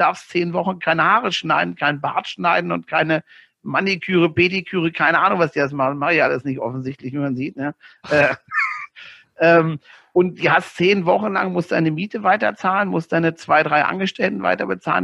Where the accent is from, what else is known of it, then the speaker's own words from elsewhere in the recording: Northern Germany, Germany; moved away; als Norddeutscher